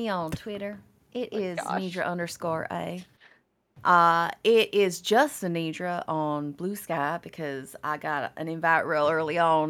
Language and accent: English; the South, United States; To be fair, I'm from the South, so I have a little bit of...